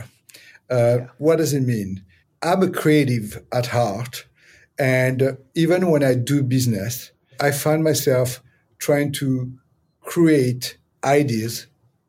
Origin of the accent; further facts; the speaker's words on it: Aix-en-Provence, Provence-Alpes-Côte d'Azur, France; also born or lived in Paris; now in New York City, United States; I feel blessed to have been born and raised in Aix-en-Provence